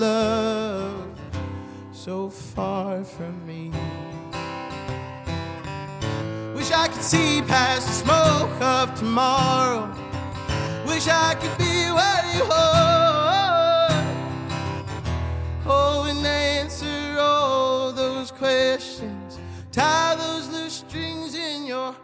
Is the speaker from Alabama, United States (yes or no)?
no; Hurricane, West Virginia, United States; now in Louisville, United States; growing up in Hurricane, West Virginia, I was really lucky to be a part of a community that was more than loving.